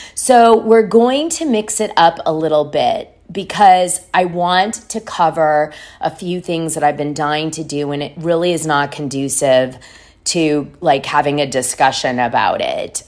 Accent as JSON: {"language": "English", "town": "Haverhill", "region": "Massachusetts", "country": "United States", "tie": "born or raised there", "also_born_or_lived": "Methuen, Massachusetts", "moved": "yes", "said": "I grew up outside of Boston. Mark Wahlberg is only two years older than me, and I grew up in a area called Haverhill and Methuen."}